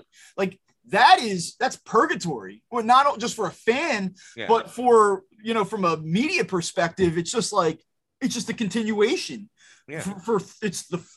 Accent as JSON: {"language": "English", "town": "Philadelphia", "region": "Pennsylvania", "country": "United States", "tie": "born or raised there", "said": "I grew up in Philadelphia."}